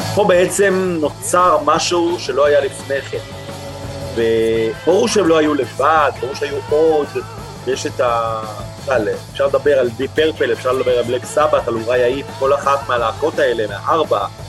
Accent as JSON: {"language": "Hebrew", "town": "Holon", "region": "Tel Aviv District", "country": "Israel", "tie": "born or raised there", "said": "כילד שגדל בפרברים, בחולון"}